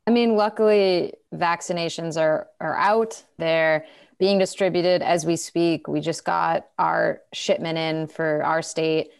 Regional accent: Massachusetts, United States; In, in my home state of Massachusetts, where I am right now

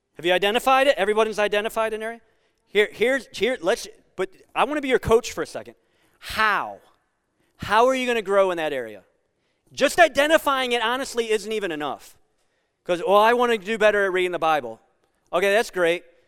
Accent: Sandusky, Ohio, United States; I grew up on Camp Street in Sandusky.

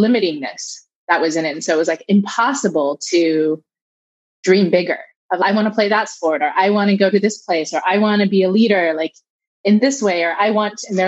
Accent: Southern California, United States; I was raised here in California, in Southern California

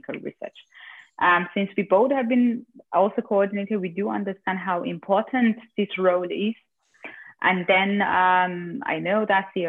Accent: Austria

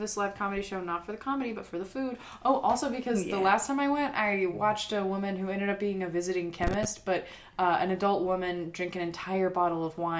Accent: the South, United States; I thought you were going to be a fellow Southerner.

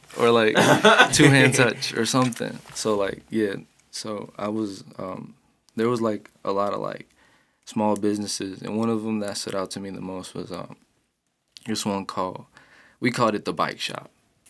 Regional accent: St. Louis, Missouri, United States; born or raised there

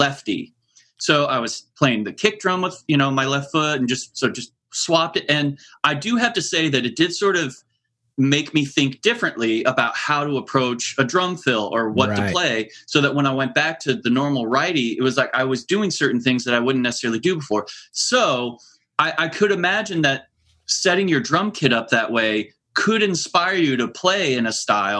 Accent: Lincoln, Nebraska, United States; now in Anaheim, United States; I grew up in Lincoln, Nebraska, and I so rarely get back there

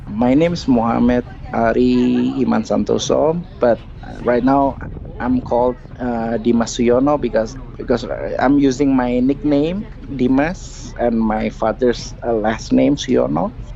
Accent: Indonesia; English is a second language; moved away as an adult; also born or lived in Hawaii; I'm Indonesian commando. I'm from Indonesia

